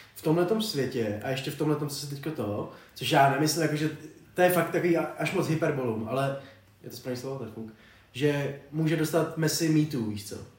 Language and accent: Czech; Czechia; jako Čech